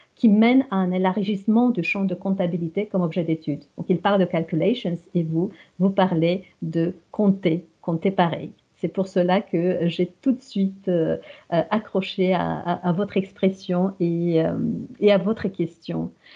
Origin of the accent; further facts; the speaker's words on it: Romania; French is a second language; moved away as an adult; roumaine. J'ai suivi des études en Roumanie dans des filières francophones et cela jusqu'aux études universitaires